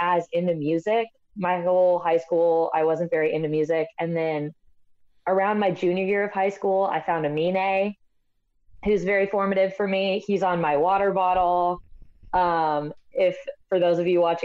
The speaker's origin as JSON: {"language": "English", "town": "Portland", "region": "Oregon", "country": "United States", "tie": "born or raised there", "moved": "as an adult", "lives_now": "Chicago, United States", "said": "I'm from Portland too."}